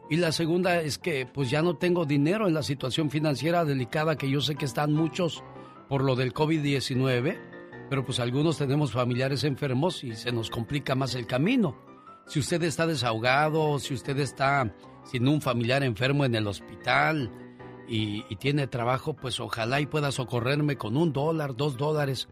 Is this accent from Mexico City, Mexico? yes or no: yes; Mexico City, Mexico; accent: chilango; yo no soy chilango, soy capitalino